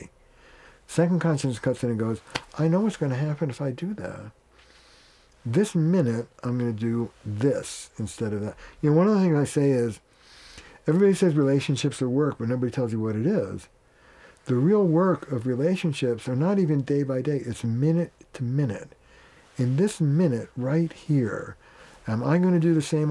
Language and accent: English; Boston, Massachusetts, United States; I'm from Boston